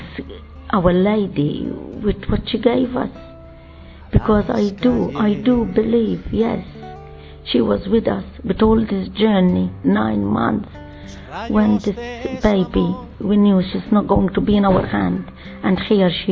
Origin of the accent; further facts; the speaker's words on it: Malta; I'm coming from Malta